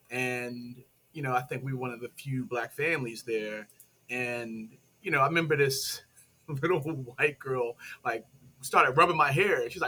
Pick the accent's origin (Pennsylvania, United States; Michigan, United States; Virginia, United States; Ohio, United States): Pennsylvania, United States; Philadelphia; and raised in Philly in the Germantown section.